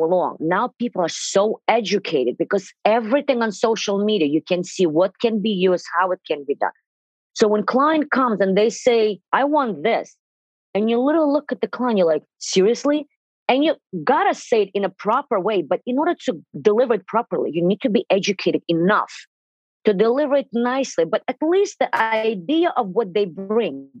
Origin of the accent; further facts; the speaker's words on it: Russia; English is a second language; moved away as an adult; now in New York City, United States; 23 years ago, I immigrated from Russia to here